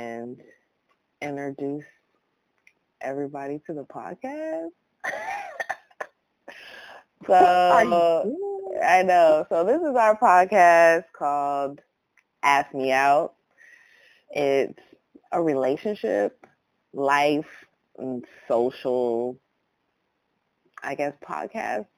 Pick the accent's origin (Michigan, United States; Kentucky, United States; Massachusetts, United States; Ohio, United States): Ohio, United States; Columbus; also born or lived in Atlanta, Georgia; now in Los Angeles, United States; I'm originally from Columbus, Ohio